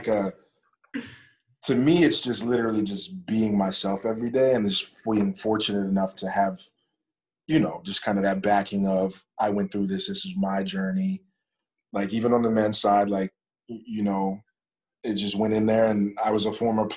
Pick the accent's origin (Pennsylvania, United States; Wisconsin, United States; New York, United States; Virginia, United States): Pennsylvania, United States; Pittsburgh; moved away; also born or lived in North Carolina; I'm from Pittsburgh